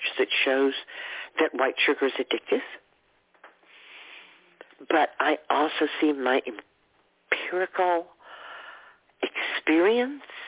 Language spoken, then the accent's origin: English; Texas, United States; moved away; where I grew up in Texas, where grits was a big breakfast food